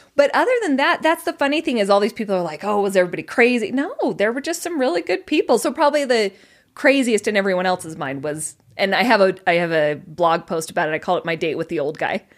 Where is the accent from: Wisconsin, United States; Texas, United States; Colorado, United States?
Colorado, United States; moved away as an adult; now in Utah, United States; Originally Colorado